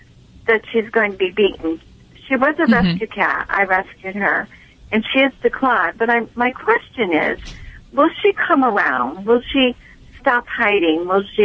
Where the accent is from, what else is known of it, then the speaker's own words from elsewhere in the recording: Massachusetts, United States; now in New Jersey, United States; Actually, I'm calling from New Jersey, but I'm from Massachusetts.